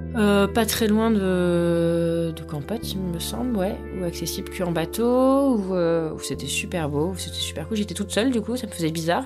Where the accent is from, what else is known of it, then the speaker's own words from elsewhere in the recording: France; je suis française